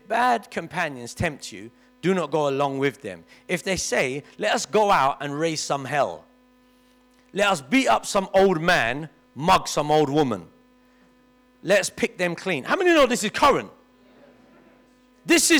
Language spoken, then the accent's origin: English; London, United Kingdom; I grew up in Kennington, and all my friends lived in Stockwell or Brixton